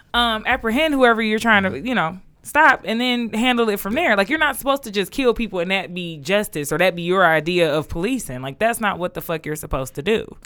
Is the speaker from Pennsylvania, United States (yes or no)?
no; Detroit, Michigan, United States; I was from Detroit